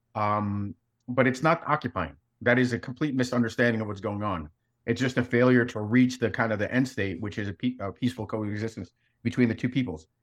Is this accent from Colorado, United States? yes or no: no; New York City, New York, United States; also born or lived in Soviet Union; I grew up in New York City